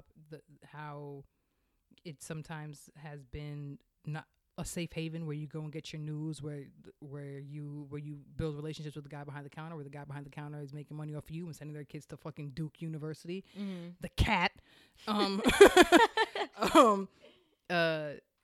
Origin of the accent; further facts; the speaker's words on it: Jamaica; I'm Jamaican.